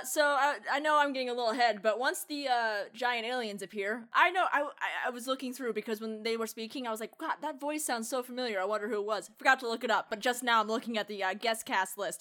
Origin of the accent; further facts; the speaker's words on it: United States; being the American